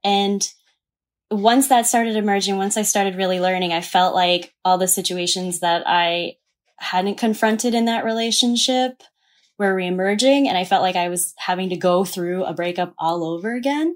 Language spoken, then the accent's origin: English; the South, United States; moved away as an adult; also born or lived in New York; I grew up in the South.